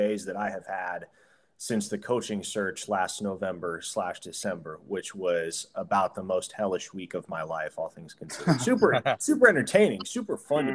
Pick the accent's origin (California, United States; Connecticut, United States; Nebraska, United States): Nebraska, United States; Omaha; my hometown of Omaha, Nebraska